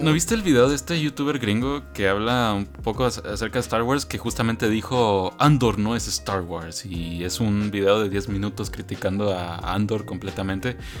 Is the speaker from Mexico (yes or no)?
no; Guatemala; yo soy de Guatemala